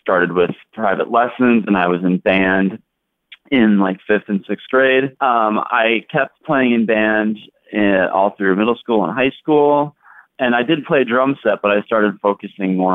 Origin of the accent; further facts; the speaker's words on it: Fond du Lac, Wisconsin, United States; moved away as an adult; now in Chicago, United States; I currently live in Chicago. I've been here for about 8 years, but I grew up in Fond du Lac, Wisconsin